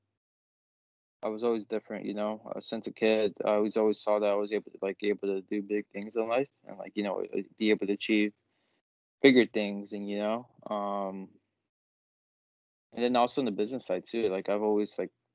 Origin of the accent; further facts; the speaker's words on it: outside of Chicago, Illinois, United States; We grew up out here outside of Chicago